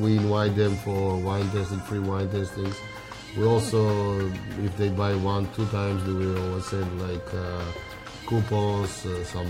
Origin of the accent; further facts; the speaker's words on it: Georgia; moved away; I'm from Georgia Republic